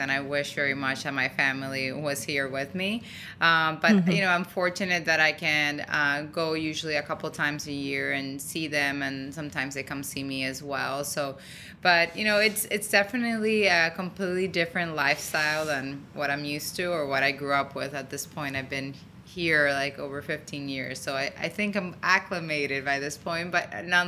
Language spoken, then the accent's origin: English; Dominican Republic; moved away; I was born and raised in Dominican Republic